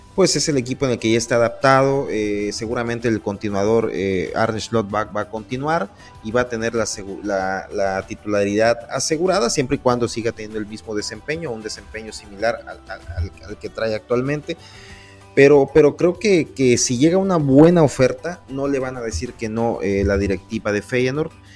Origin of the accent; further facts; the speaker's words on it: Poza Rica, Veracruz, Mexico; somos de Poza Rica, Veracruz